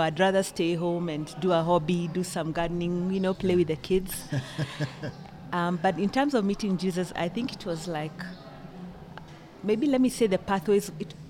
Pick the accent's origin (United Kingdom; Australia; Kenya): Kenya; moved away as an adult; also born or lived in Gaborone, Botswana; now in South Africa; I am from Kenya and born and bred.